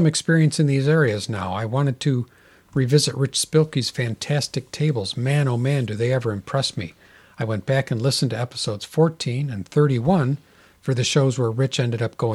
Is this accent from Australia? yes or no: no; Kansas City, Missouri, United States; Kansas City, my hometown. I was born in Kansas City